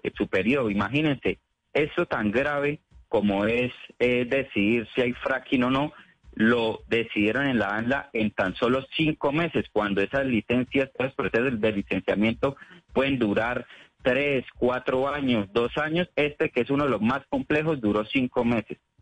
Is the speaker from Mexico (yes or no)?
no; Colombia; como colombianos